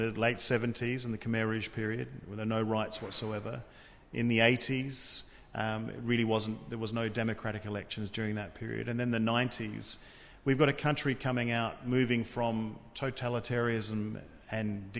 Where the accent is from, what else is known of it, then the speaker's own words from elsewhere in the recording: Australia; I come from Australia